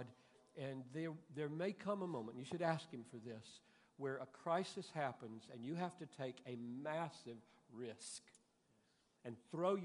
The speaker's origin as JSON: {"language": "English", "town": "Greenville", "region": "South Carolina", "country": "United States", "tie": "born or raised there", "said": "I grew up in Greenville, South Carolina, where separate water fountains, separate swimming pools"}